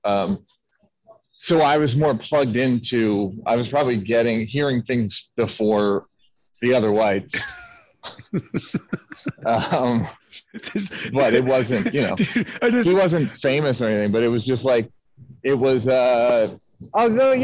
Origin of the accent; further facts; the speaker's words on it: Philadelphia, Pennsylvania, United States; I'm from Philadelphia